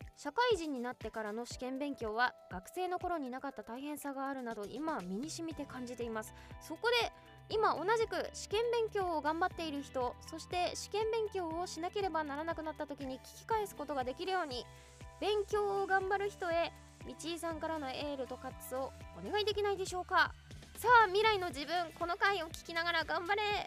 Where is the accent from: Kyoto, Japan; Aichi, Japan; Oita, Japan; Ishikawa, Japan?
Ishikawa, Japan; Kanazawa; moved away; 私金沢出身なんですけど